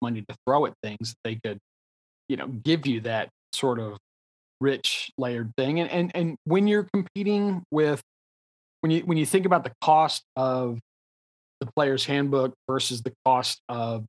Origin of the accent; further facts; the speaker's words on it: Texas, United States; I'm a Texan